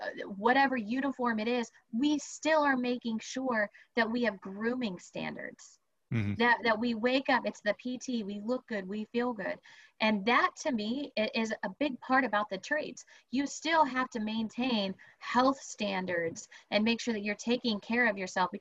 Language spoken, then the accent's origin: English; Texas, United States; I'm a Texan.